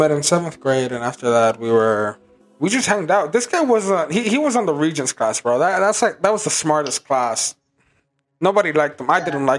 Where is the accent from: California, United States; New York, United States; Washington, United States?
New York, United States; He's from Pennsylvania, and me and Anthony are from New York.